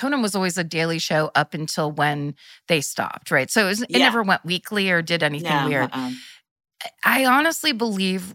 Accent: Petaluma, California, United States; now in Los Angeles, United States; I'm from Petaluma, which couldn't be more different than San Francisco

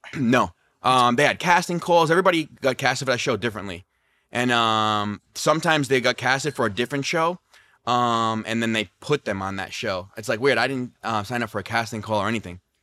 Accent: Rhode Island, United States; now in Las Vegas, United States; I'm from Rhode Island

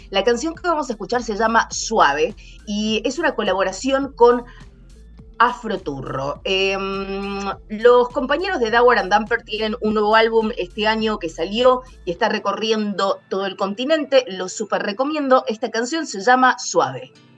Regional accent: Cuyo, Argentina; now in Seattle, United States; los cuyanos de mi tierra

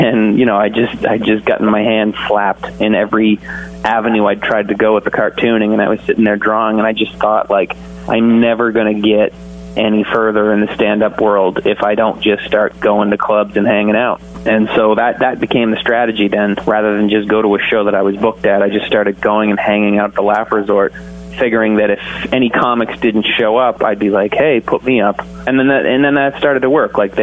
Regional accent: Canada; also born or lived in Toronto; my home country

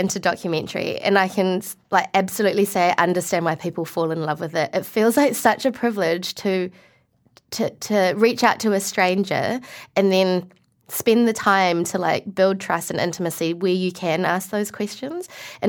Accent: Malaysia; like, my cousin, because we're from Malaysia, my cousin is Muslim.

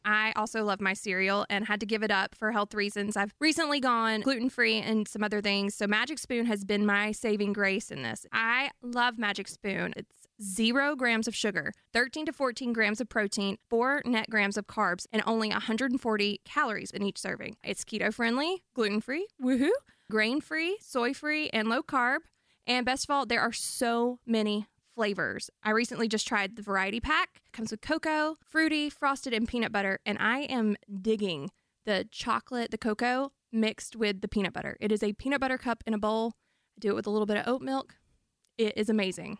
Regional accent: Alabama, United States; I grew up in Alabama

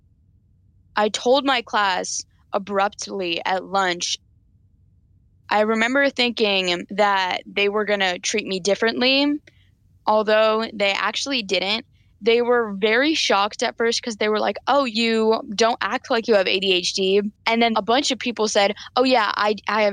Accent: Chapel Hill, North Carolina, United States; I'm 14 years old, and I'm from Chapel Hill, North Carolina

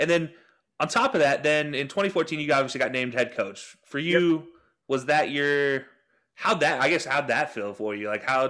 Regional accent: Utah, United States; growing up in Utah

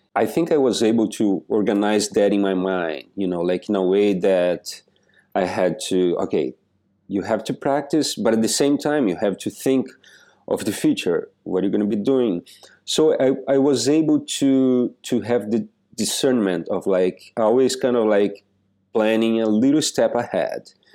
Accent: Joaçaba, Santa Catarina, Brazil; moved away as an adult; also born or lived in New York City; now in New York, United States; I was born in this little pla-, this little city in the south of Brazil called Joa Sabah

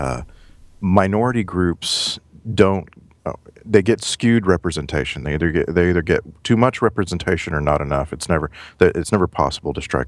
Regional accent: United States; also born or lived in Orange County, California

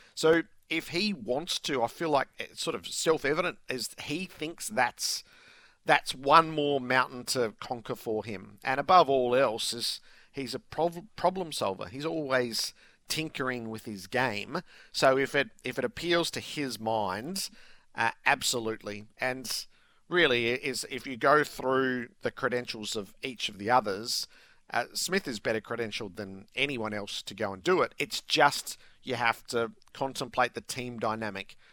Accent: Australia; as an Australian sporting public

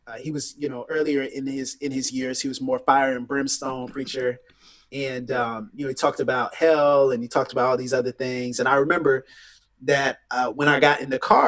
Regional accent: Pensacola, Florida, United States; I'm from Pensacola, Florida, which Florida is the panhandle of the states.

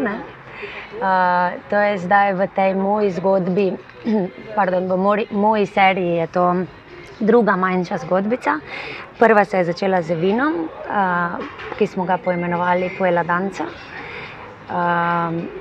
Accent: Slovenia; smo Slovenci

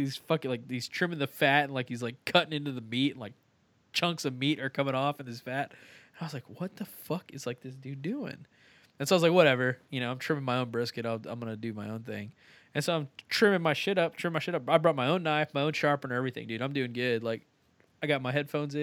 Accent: Texas, United States; I'm Texan

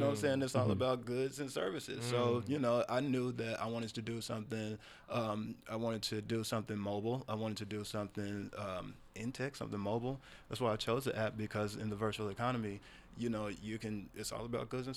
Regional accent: United States; as an American

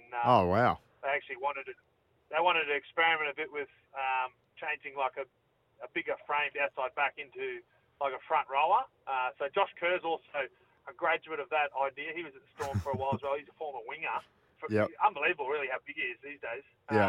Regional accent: Townsville, Queensland, Australia; moved away as an adult; also born or lived in Gladstone, Queensland / Brisbane, Queensland; now in Melbourne, Australia; I grew up in Queensland, grew up in Townsville

